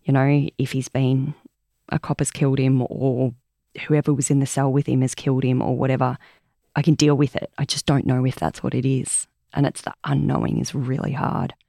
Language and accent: English; Omeo, Victoria, Australia; also born or lived in Bairnsdale; I was born in Omeo and Banambra up in the high country. So we're all from that area.